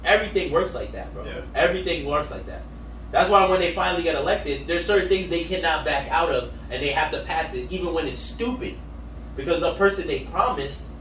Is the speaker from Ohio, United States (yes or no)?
no; New York City, New York, United States; that was the cool part of it because we're from the Bronx.